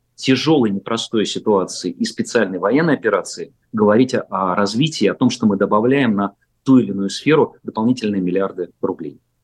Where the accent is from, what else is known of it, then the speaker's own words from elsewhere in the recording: Chkalovsky, Moscow Oblast, Russia; я как э, э, коренной, по сути дела, житель поселка Чкаловский, Щелковского района, совсем рядом со Звездным городком